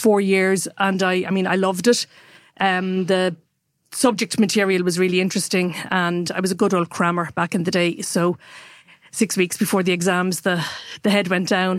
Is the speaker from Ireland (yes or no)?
yes; Waterford, Munster, Ireland; also born or lived in Dublin; now in Kilkenny, Ireland; I grew up in Waterford, actually, and then went to boarding school and then came to Dublin. But since oh one, I've lived back in Kilkenny full-time.